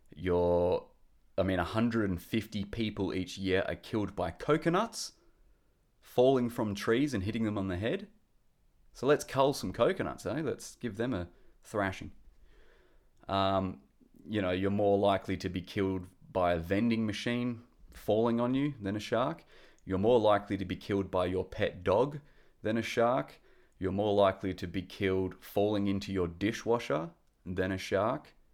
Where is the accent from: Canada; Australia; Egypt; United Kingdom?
Australia; Perth, Western Australia; I'm from Perth, which is in Western Australia